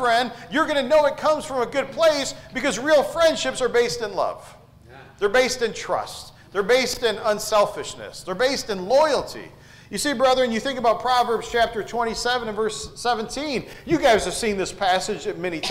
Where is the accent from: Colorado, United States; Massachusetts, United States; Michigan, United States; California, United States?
Michigan, United States; Detroit; I grew up in Southwest Detroit, and I lived there for 18 years